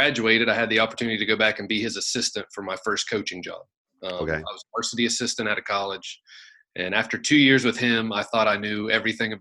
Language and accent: English; Athens, Ohio, United States; moved away as an adult; also born or lived in West Virginia; Athens, Ohio. I went to Alexander